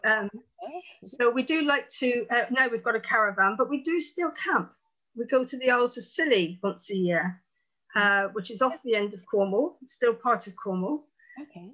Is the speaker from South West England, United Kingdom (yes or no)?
yes; Plymouth, South West England, United Kingdom; I'm from Plymouth in Devon in the southwest, right down in the corner.